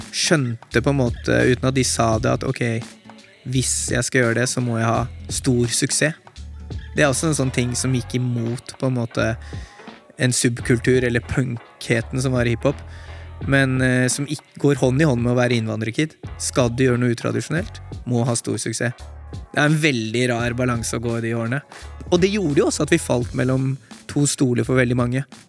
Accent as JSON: {"language": "Norwegian", "country": "Norway", "said": "vi som nordmenn med innvandrerbakgrunn"}